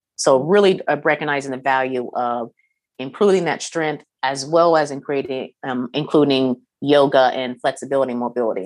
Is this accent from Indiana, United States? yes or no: yes; Kokomo, Indiana, United States; where I was uh, born and raised in Kokomo